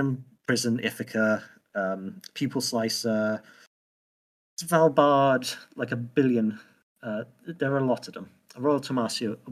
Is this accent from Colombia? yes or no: no; United Kingdom